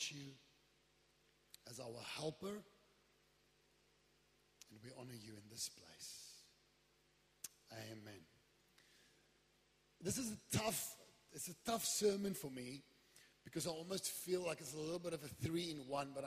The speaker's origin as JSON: {"language": "English", "town": "Wellington", "region": "Western Cape", "country": "South Africa", "moved": "yes", "said": "I come from Wellington."}